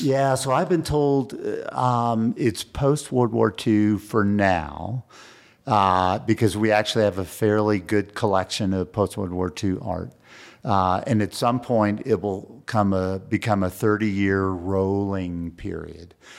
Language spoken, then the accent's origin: English; San Antonio, Texas, United States; now in Santa Fe, United States; I was raised in San Antonio, Texas